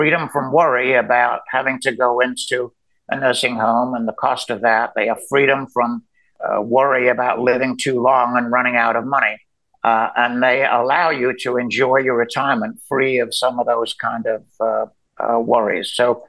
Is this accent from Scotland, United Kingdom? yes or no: no; Birmingham, West Midlands, United Kingdom; now in United States; Well, I grew up in England, and I've been here now since 1968. So I've lost my accent. And when I go back to England, people think I'm an American